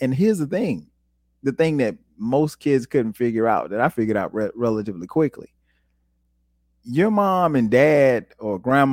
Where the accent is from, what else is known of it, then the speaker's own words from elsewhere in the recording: Florence, United States; growing up in Florence